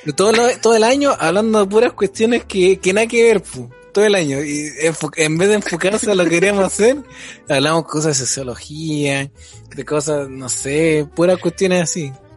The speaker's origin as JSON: {"language": "Spanish", "country": "Chile", "said": "nosotros que somos eh, ciudadanos chilenos"}